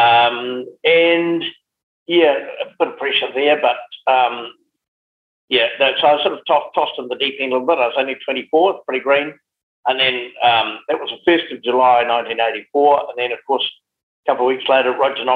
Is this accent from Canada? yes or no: no; Geraldine, Canterbury, New Zealand; moved away as an adult; also born or lived in Timaru; now in Hawke's Bay, New Zealand; being based in Geraldine